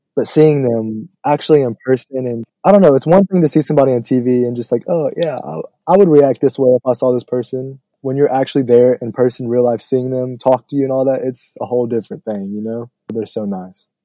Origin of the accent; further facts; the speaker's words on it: New Orleans, Louisiana, United States; my hometown